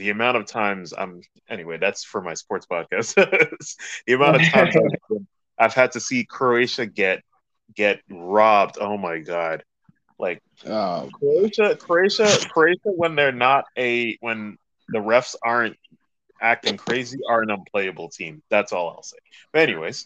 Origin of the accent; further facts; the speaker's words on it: United States; my fellow Americans